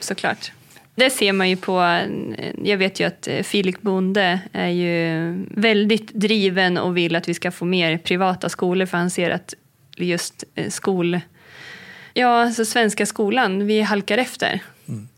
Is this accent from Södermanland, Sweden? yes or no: yes; Heden, Södermanland, Sweden; Det är där jag är uppvuxen, vid Heden.